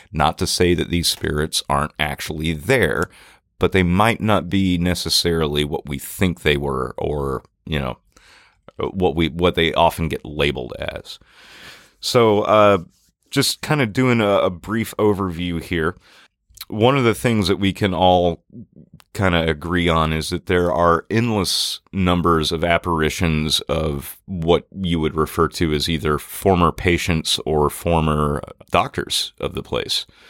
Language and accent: English; Natchez, Mississippi, United States; growing up in Natchez